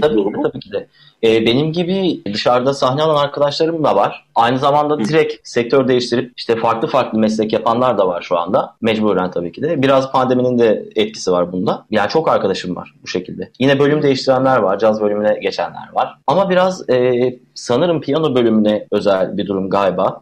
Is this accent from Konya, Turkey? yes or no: no; Mustafakemalpaşa, Bursa, Turkey; also born or lived in Istanbul; now in Bursa, Turkey; Mustafa Kemal Paşa doğumluyum. Orada yaşıyordum.